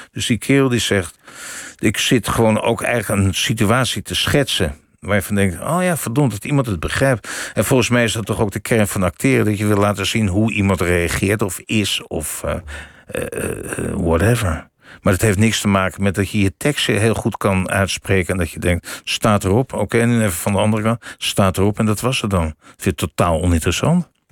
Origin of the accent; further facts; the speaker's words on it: Amsterdam, North Holland, Netherlands; Ik kom uit Amsterdam